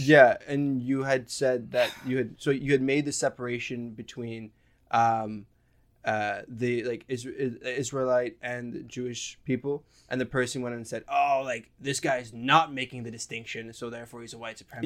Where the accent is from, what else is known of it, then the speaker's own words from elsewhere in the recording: Lebanon; I grew up in Lebanon